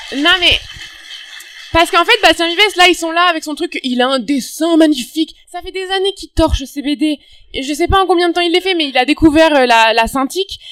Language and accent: French; France; now in Montreal, Canada